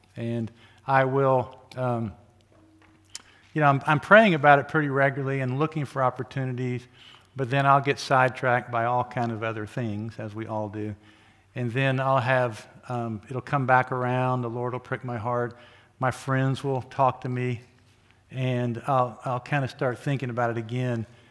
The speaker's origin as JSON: {"language": "English", "region": "Oklahoma", "country": "United States", "tie": "born or raised there", "moved": "as an adult", "lives_now": "Wichita, United States", "said": "I grew up in Oklahoma and came here to go to school"}